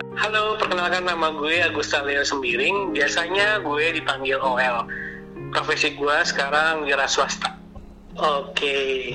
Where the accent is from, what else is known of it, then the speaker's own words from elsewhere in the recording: Sumatra, Indonesia; gue orang Sumatera